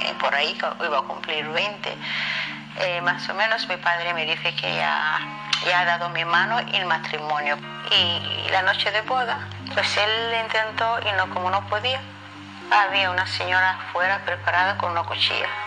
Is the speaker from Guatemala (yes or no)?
no; Kenya; moved away; viajamos desde mi pueblo Gareza, Kenia